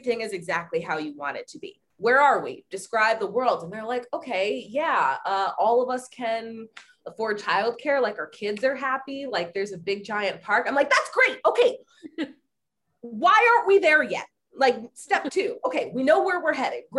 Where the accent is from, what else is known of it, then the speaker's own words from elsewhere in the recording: Reamstown, Pennsylvania, United States; also born or lived in Texas / Michigan; most of my childhood memories are in Pennsylvania